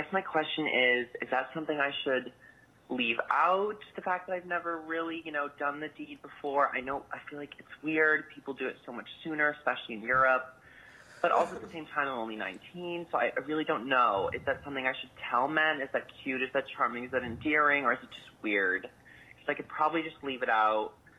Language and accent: English; Boston, Massachusetts, United States; I am a gay from Boston, and I am a virgin. I'm going to be moving to Scotland long term in September.